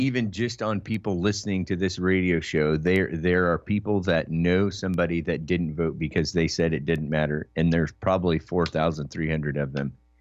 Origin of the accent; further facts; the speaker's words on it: Oregon, United States; I was raised in Oregon